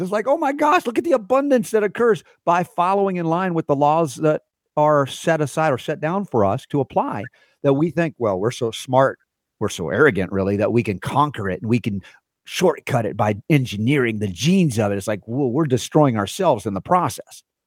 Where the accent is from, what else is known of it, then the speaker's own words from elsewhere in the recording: New York City, New York, United States; moved away; I was a New Yorker when I was a kid